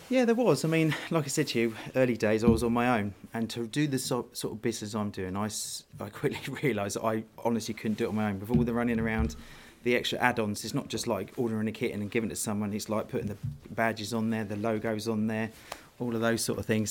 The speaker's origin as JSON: {"language": "English", "town": "Worthing", "region": "South East England", "country": "United Kingdom", "tie": "born or raised there", "said": "I'm from the south coast. I live in Worthing, West Sussex. I've lived there all my life."}